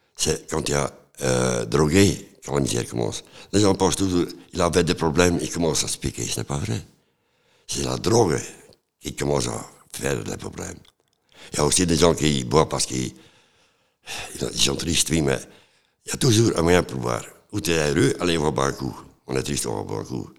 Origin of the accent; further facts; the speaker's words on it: Flanders, Belgium; moved away; also born or lived in Antwerp / Ghent; Je viens de Flandre, de Coudray